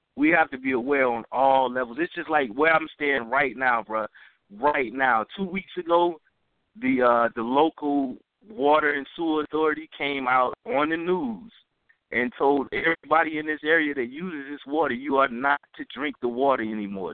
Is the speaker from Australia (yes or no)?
no; the South, United States; I'm from the South